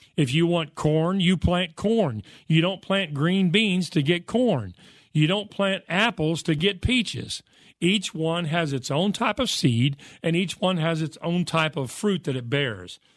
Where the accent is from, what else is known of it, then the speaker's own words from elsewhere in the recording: United States; I'm an American and I speak English